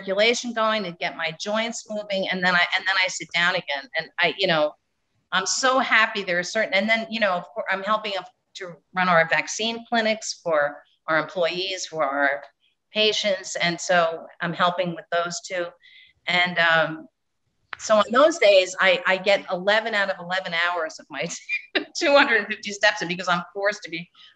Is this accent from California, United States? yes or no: yes; California, United States; I'm from California